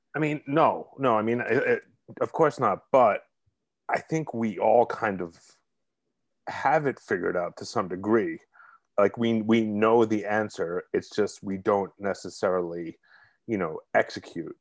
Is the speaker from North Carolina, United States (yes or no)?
no; New York City, New York, United States; accent: Brooklyn; moved away; I'm originally from Brooklyn, if you can't tell by the accent